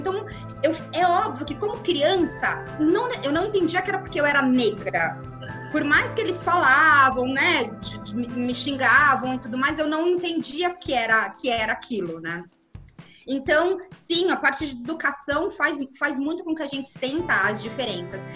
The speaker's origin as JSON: {"language": "Portuguese", "town": "Osasco", "region": "São Paulo", "country": "Brazil", "tie": "born or raised there", "said": "eu nasci em São Paulo capital, mas eu fui criada em Osasco, osasquense"}